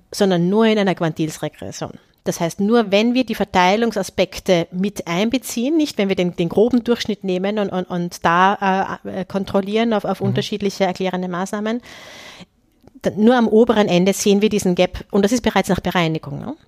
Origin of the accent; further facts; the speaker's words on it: Austria; als Österreicherin